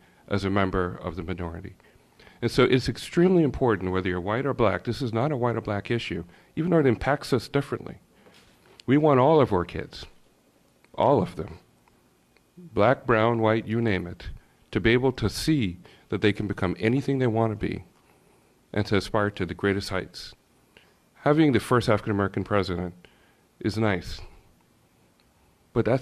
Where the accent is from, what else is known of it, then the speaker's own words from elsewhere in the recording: Jamaica; also born or lived in Bahamas; now in Pittsford, United States; I grew up in the Caribbean, in the originally from Jamaica